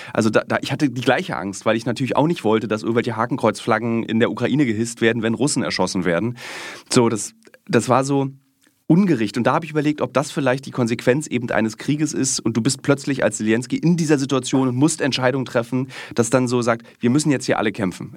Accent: East Germany, Germany; als Ossi

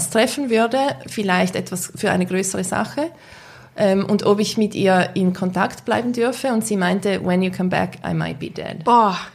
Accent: Switzerland; als Schweizer Journalisten.

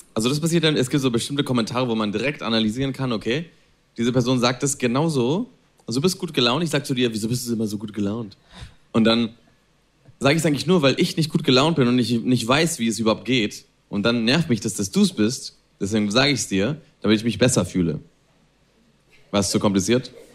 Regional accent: Spain; German is a second language; moved away as an adult; also born or lived in Berlin, Germany / Italy; Ich bin in Spanien aufgewachsen, ich bin in Spanien geboren

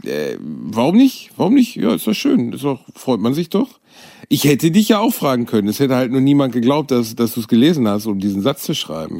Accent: Gelsenkirchen, North Rhine-Westphalia, Germany; aus meiner Kindheit in Gelsenkirchen über meine Mama

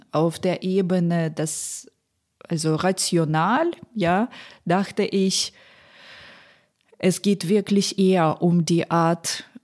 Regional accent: Poltava, Poltava Oblast, Ukraine; Es gibt Städte wie Poltava, meine Heimatstadt, glaube ich, Dnipro, immer noch Saporizia.

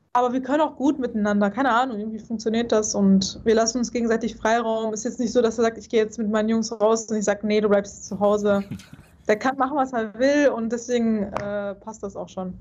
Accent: North Rhine-Westphalia, Germany; ich komme ja nicht von hier, weißt du? Ich komme ja aus NRW

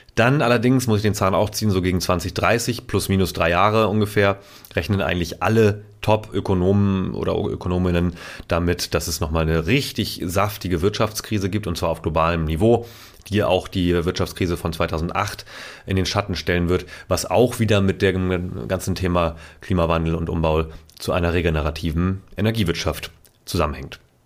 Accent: Itzehoe, Schleswig-Holstein, Germany; moved away; meiner Heimatstadt Zoho

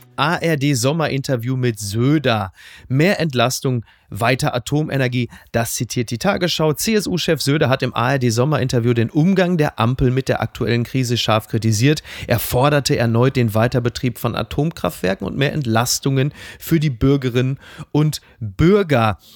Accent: Ruhr area, North Rhine-Westphalia, Germany; Ich bin natürlich ein Kind des Ruhrgebiets, äh, der 80er

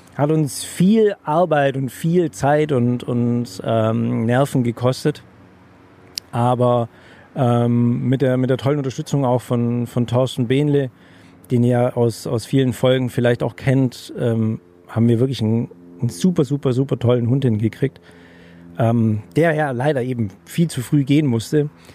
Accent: Germany; als Deutscher

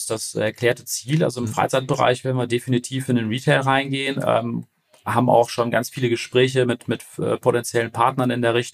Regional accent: Paderborn, North Rhine-Westphalia, Germany; wir kommen aus Paderborn, also wir sind jetzt nicht so die Re Region, wo irgendwas richtig losgeht.

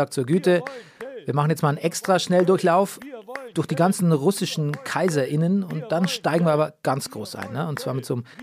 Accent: Bavaria, Germany; now in Berlin, Germany; Da ähnelt sich meine Heimat äh, Niederbayern offensichtlich der Provence, weil ich habe ähnliche Probleme bei, mein, bei meinen Eltern. Hier in Berlin geht's, aber wenn ich da bin, in der Heimat

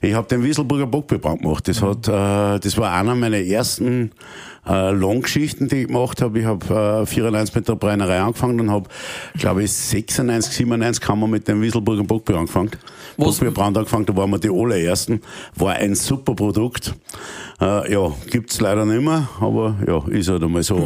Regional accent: Austria; als Österreicher

